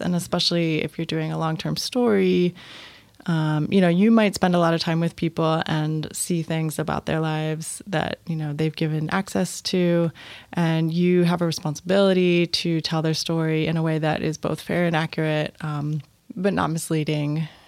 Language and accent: English; Washington, District of Columbia, United States; I moved back to D C, which was, uh, my hometown